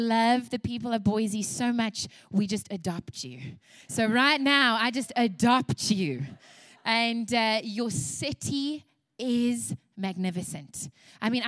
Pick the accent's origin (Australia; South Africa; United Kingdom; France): South Africa; also born or lived in Louisiana, United States; now in United States; And you can hear from my accent as well. I was raised in South Africa. I was actually born in Louisiana